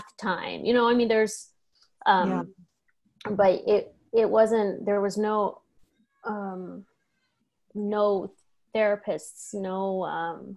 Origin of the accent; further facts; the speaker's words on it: United States; now in Spain; we're American citizens